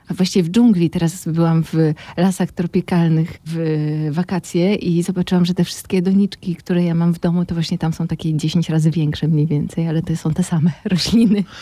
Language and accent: Polish; Warsaw, Masovian Voivodeship, Poland; also born or lived in Moscow; ja urodziłam się w Warszawie, całe życie przeżyłam w Warszawie, no z takim epizodem moskiewskim, kilkuletnim